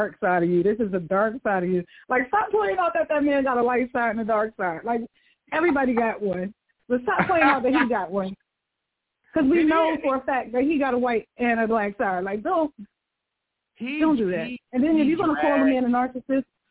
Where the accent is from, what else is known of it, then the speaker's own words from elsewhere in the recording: New York City, New York, United States; I'm from Brooklyn, New York